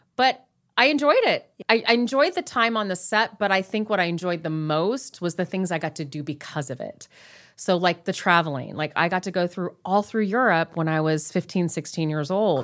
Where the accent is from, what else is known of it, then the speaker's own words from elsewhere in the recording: Long Beach, California, United States; I grew up in here, Southern